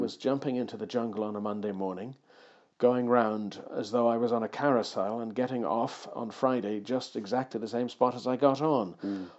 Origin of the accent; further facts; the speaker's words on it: Ireland; moved away; also born or lived in Suffolk; I was born in Ireland